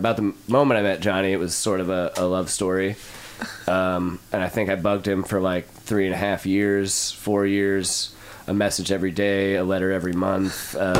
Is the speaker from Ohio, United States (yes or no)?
no; St. Louis, Missouri, United States; moved away as an adult; I was born and raised in St. Louis alongside this bucket of chuckles over here. But I came down here for college